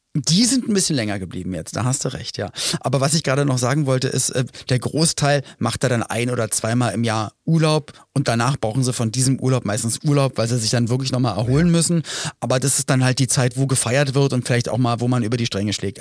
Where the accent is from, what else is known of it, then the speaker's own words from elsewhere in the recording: Germany; ein paar Kilometer entfernt von meinem Geburtsort